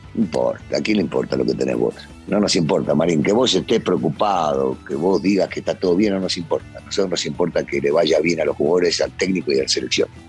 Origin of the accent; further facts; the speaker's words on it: Argentina; yo soy bien argentino